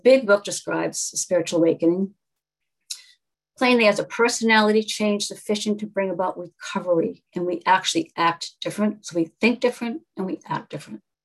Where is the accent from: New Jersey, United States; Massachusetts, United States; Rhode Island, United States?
Massachusetts, United States; Newton; I was raised in Newton, Massachusetts